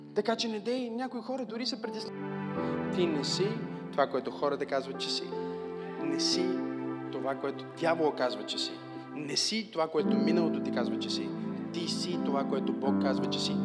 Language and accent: Bulgarian; Bulgaria; аз съм българче.